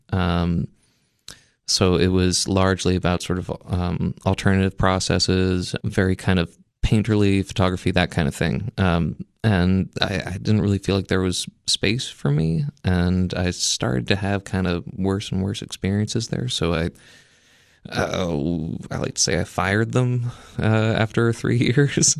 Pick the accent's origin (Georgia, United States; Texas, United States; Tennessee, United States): Tennessee, United States; outside of Memphis; moved away as an adult; also born or lived in Maine; I was originally, you know, born in Maine, but I was raised outside of Memphis, Tennessee